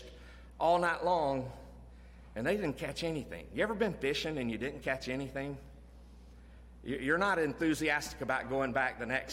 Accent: Florida, United States; When I grew up in Florida

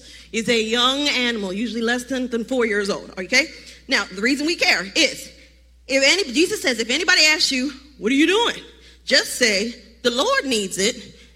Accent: Baltimore, Maryland, United States; now in Charlotte, United States; I am from Baltimore, Maryland

